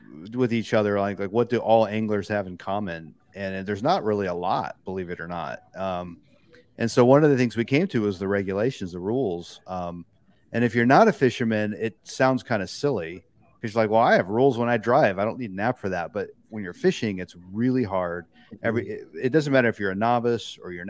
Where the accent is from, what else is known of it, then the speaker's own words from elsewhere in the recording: Jupiter, Florida, United States; I grew up here in Jupiter, Florida, which is Southeast Florida, Palm Beach County area.